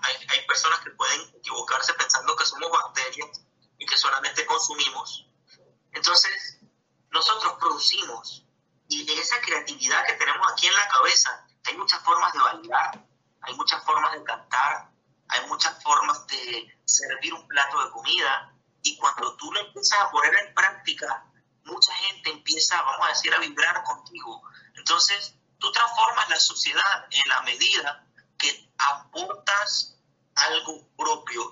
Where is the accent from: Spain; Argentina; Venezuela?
Venezuela; moved away as an adult; Me fui de Venezuela a los 32 años